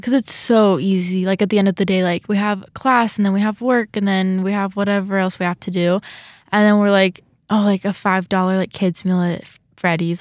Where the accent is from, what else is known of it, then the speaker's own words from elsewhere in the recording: California, United States; now in Rexburg, United States; I'm from California